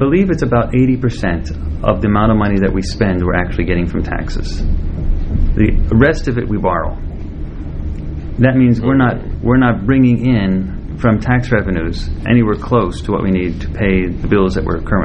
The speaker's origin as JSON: {"language": "English", "region": "Southwest", "country": "United States", "said": "I'm actually from the Southwest, where there's sun and lots of solar energy."}